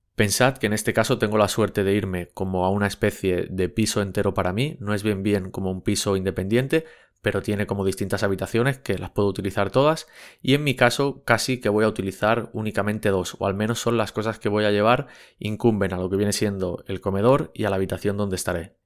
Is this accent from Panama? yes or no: no; Barcelona, Catalonia, Spain; yo soy de Barcelona